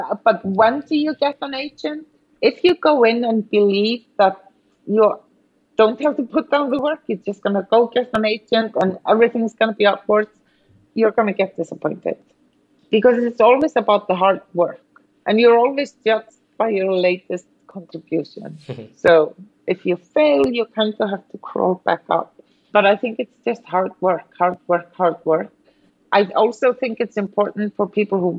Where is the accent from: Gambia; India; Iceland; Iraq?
Iceland; moved away; being born and raised in Iceland, working here